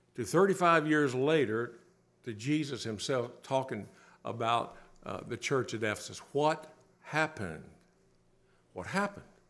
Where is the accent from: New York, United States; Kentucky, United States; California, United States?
Kentucky, United States; Bowling Green; I grew up in Bowling Green, not far from there, about an hour, Kentucky